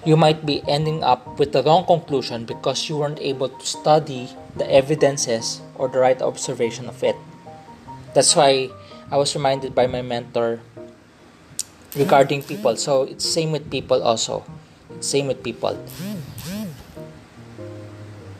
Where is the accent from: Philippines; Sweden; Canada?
Philippines; I grew up in Philippines, the culture I'm accustomed to is the Filipino culture